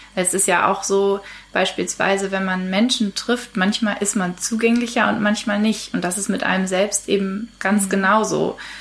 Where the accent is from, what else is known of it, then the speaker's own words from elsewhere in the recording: Kiel, Schleswig-Holstein, Germany; moved away as an adult; now in Hamburg, Germany; Ich bin in Kiel aufgewachsen und lebe seit nunmehr fünf Jahren in Hamburg